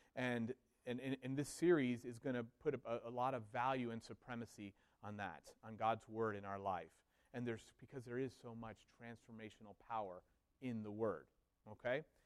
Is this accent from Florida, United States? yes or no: yes; Miami, Florida, United States; moved away; I grew up in Miami, Florida